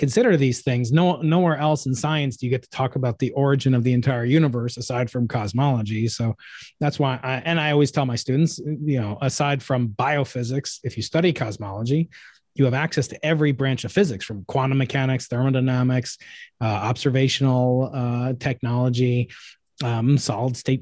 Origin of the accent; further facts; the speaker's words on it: New York, United States; moved away; my home state of New York